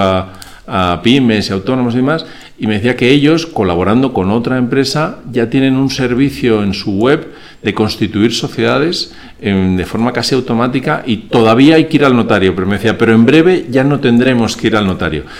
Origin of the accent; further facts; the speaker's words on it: Spain; also born or lived in Venezuela; yo soy mitad español y mitad venezolano